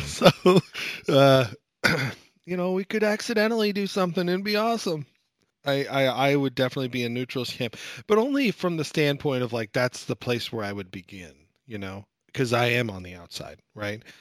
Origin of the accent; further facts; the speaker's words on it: United States; I'm American